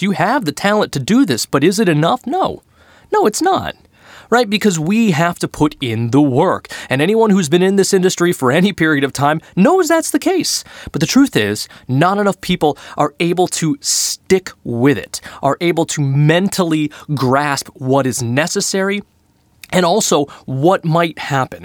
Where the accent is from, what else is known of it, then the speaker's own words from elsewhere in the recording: Boston, Massachusetts, United States; I am from Boston